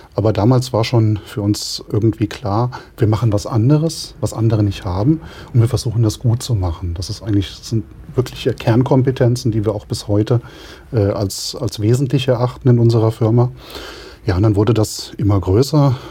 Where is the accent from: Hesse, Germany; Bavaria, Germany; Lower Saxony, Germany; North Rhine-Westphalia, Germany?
Hesse, Germany; the region around Rauschenberg; Insgeheim kommen wir aus der Region, wir stehen zu der Region und wollen eigentlich auch dort bleiben